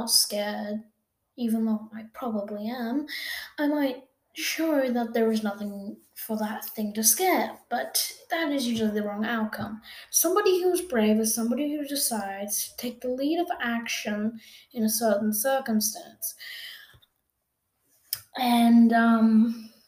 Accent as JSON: {"language": "English", "country": "Australia", "said": "I am an Australian person."}